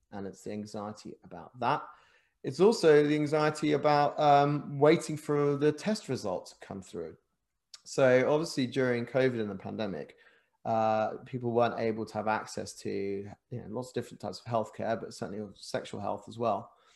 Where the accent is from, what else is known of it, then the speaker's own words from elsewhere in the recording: England, United Kingdom; also born or lived in Japan; an Englishman